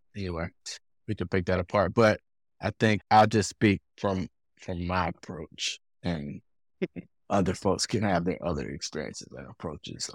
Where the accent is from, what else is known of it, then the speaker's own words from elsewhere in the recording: Durham, North Carolina, United States; I'm from Durham